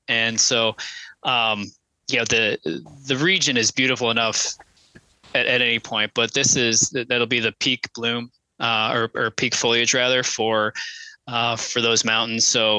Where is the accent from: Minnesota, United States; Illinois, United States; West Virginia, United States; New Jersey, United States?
West Virginia, United States; born there; I was born in West Virginia, so I've always felt a kind of a connection to that state.